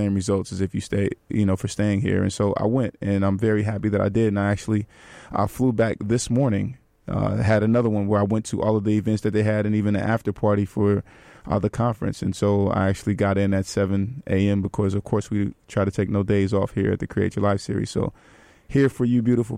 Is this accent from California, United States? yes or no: yes; Bay Area, California, United States; Another Bay Area native